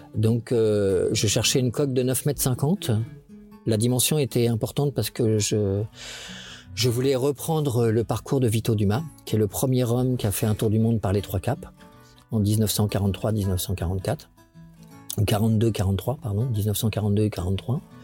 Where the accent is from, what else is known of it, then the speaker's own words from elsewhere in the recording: Le Havre, Normandy, France; Je suis né euh, en Seine-Maritime, au Havre, de père breton, de mère normande.